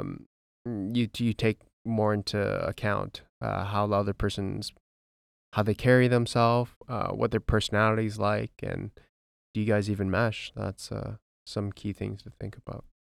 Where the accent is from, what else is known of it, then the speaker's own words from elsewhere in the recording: White Rock, British Columbia, Canada; we came from White Rock, B C